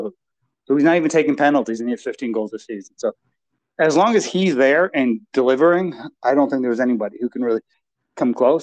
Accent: Romania; I'm proud to be Romanian

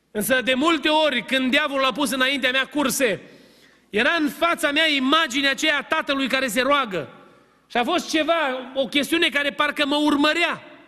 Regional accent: Romania; moved away; suntem din România

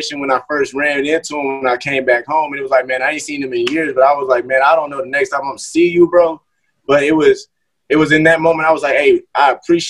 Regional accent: Moore Haven, Florida, United States; growing up in Moorhaven

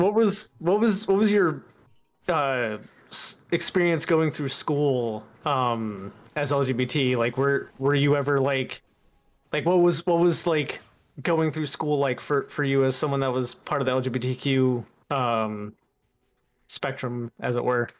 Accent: the Bible Belt, United States; I grew up mostly in the Bible Belt.

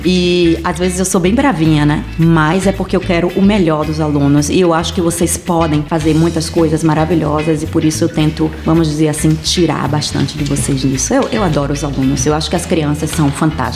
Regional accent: Bahia, Brazil; moved away; Mas na minha região, eu venho da Bahia, e lá na minha região a gente também fala a palavra preto e preta

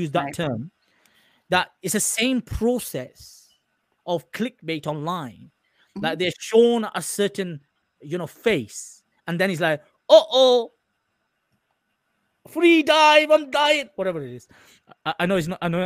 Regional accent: England, United Kingdom; I'm an Englishman. I'm Pakistani heritage.

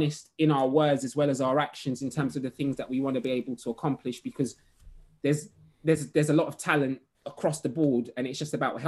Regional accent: London, United Kingdom; I'm from Hackney.

